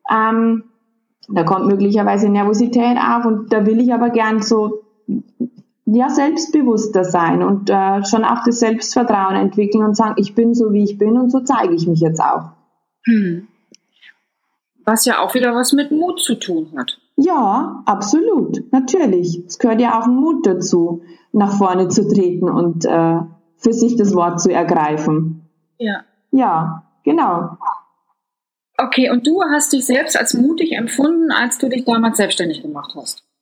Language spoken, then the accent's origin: German; Bavaria, Germany; Und ich komme aus Bayern und zwar so aus der Oberpfalz.